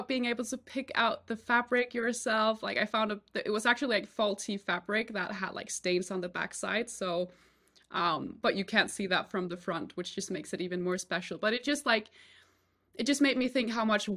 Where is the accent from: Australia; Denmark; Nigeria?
Denmark; I'm from Denmark